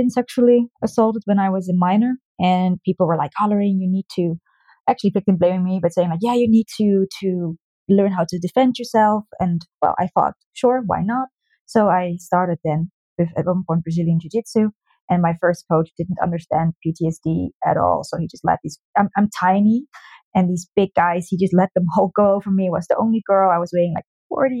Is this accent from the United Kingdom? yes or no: no; Netherlands; moved away; I'm originally from the Netherlands and I started also in the Netherlands